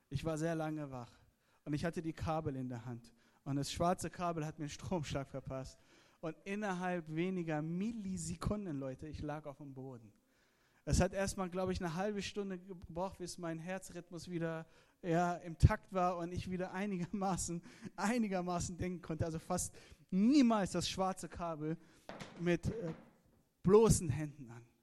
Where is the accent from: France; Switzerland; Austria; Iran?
Iran; born there; Ihr müsst verstehen, ich bin gebürtiger Iraner, ja? Das sind meine iranischen Freunde.